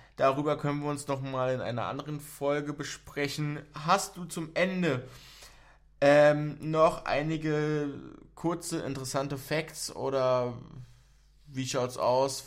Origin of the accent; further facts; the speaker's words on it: Berlin, Germany; ich bin auch in Berlin aufgewachsen